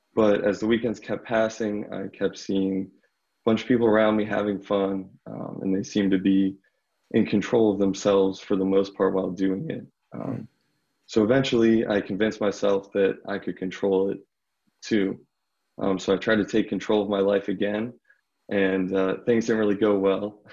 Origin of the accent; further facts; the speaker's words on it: Bethel Park, Pennsylvania, United States; I'm from Bethel Park, Pennsylvania, which is just south of Pittsburgh, basically a suburb